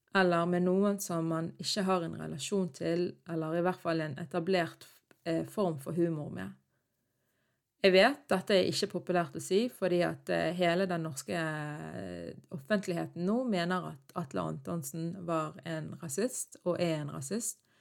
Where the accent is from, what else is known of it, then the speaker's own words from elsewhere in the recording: Norway; jeg var født og oppvokst i Norge